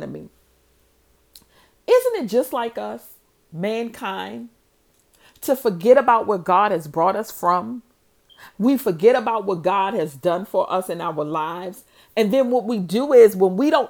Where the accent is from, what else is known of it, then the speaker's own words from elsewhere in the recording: New Orleans, Louisiana, United States; I'm from New Orleans